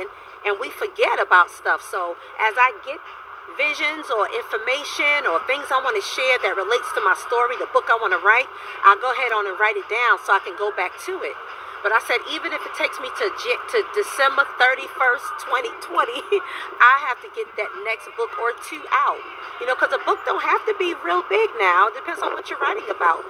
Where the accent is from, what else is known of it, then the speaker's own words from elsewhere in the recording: Virginia, United States; I'm from Virginia.